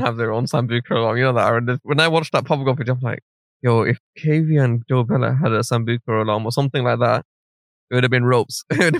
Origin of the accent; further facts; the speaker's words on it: London, United Kingdom; as a Londoner